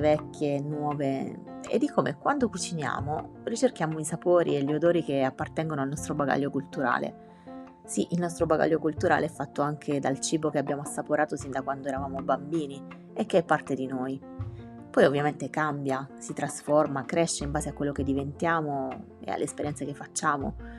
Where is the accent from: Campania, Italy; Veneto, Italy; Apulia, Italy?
Apulia, Italy; moved away as an adult; also born or lived in Milan; now in Rome, Italy; tornavo a Roma dalla mia amata Puglia